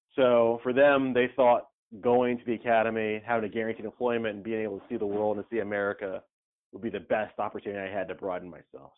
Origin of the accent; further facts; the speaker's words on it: Camden County, Georgia, United States; moved away as an adult; now in New Orleans, United States; There's only two high schools in my hometown